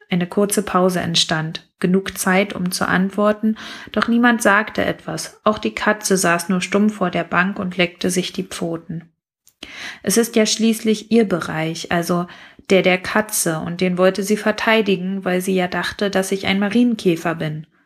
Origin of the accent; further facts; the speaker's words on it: Brandenburg, Germany; weil ich mit ihm ein bisschen Dorfgefühl aus meiner Heimat Brandenburg verbinde